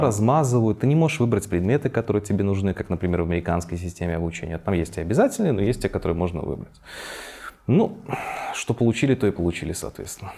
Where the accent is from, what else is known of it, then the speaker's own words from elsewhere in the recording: Minsk, Belarus; Родился я в Минске, соответственно, здесь и рос, и развивался